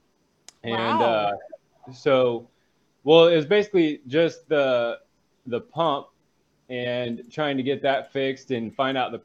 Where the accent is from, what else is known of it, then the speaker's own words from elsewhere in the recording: Missouri, United States; moved away as an adult; now in Nicaragua; I'm from Missouri, came here on a mission trip